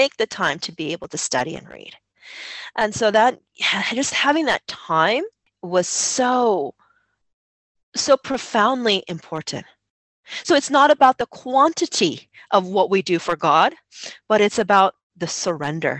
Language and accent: English; United States; moved away as an adult; Growing up in America and living life in America